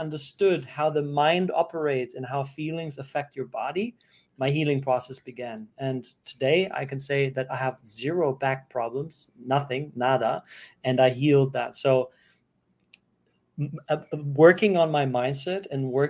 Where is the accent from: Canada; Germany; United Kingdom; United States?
Germany; moved away; growing up in Germany